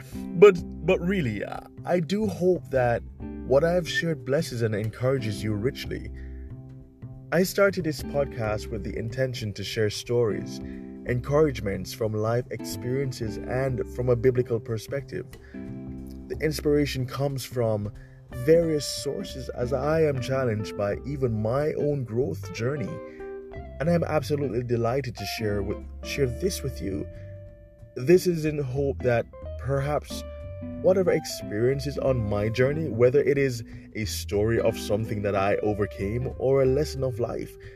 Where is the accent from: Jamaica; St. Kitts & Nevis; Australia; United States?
Jamaica; my home country of Jamaica